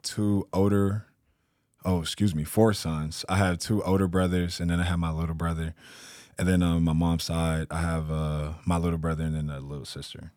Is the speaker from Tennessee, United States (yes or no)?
no; San Antonio, Texas, United States; now in Spokane, United States; I'm from San Antonio, Texas